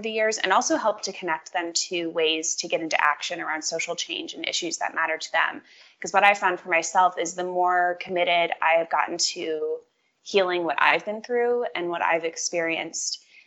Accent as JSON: {"language": "English", "region": "Indiana", "country": "United States", "tie": "born or raised there", "also_born_or_lived": "Washington, D.C. / New York", "said": "I grew up in Indiana, and most of my family is around here."}